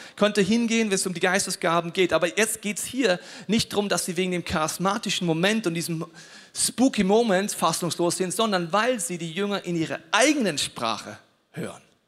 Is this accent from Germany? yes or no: yes; Bavaria, Germany; ich komme aus Bayern